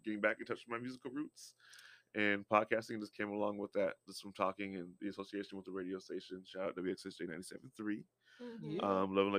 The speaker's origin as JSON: {"language": "English", "region": "Texas", "country": "United States", "tie": "born or raised there", "also_born_or_lived": "Connecticut / Indiana", "said": "I was born in Hartford, Connecticut, and I grew up. And I split time in Indiana and Texas equally."}